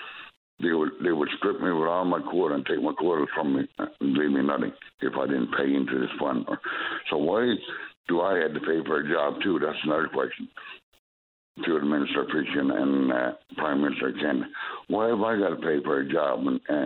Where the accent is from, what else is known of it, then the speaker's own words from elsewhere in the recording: Newfoundland and Labrador, Canada; I'm from Labrador.